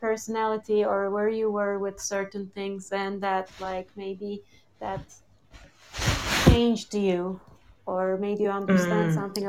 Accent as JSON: {"language": "English", "country": "Turkey", "tie": "born or raised there", "said": "I've done ballet for like a year when I was 6 or 7, I think. It's like such a typical thing when you're growing up in Turkey."}